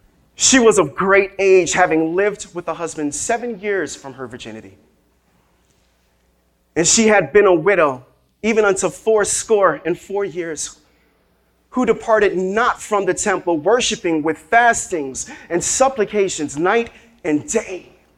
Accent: New York City, New York, United States; I'm from here in Brooklyn. Yo, I grew up right out here.

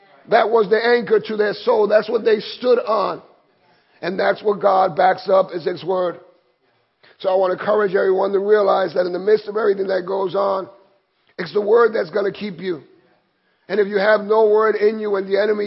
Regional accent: New York City, New York, United States; I grew up here in Williamsburg in Brooklyn, in McCarrion Park

